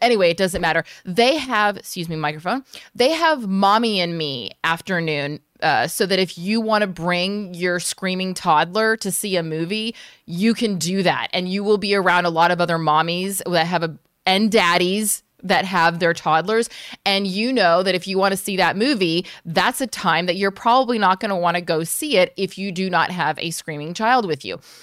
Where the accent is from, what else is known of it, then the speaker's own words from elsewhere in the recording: United States; being an American outsider